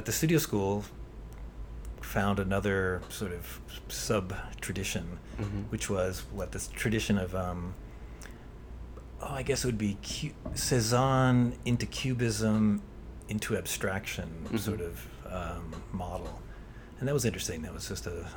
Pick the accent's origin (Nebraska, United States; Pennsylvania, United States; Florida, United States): Pennsylvania, United States; Pittsburgh; moved away as an adult; also born or lived in Baltimore; the high school I went to in Pittsburgh